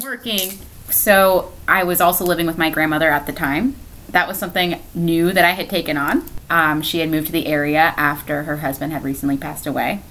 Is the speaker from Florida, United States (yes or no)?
yes; Cocoa, Florida, United States; I'm born and raised in Brevard County. Um, so, I'm a Cocoa, Florida native. I've lived here my entire life.